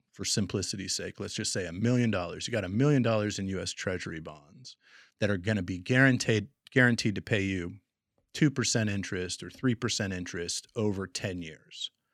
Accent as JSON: {"language": "English", "town": "Portland", "region": "Oregon", "country": "United States", "tie": "born or raised there", "also_born_or_lived": "Montana / Kansas City", "moved": "as an adult", "said": "I grew up in Portland and was born in Montana"}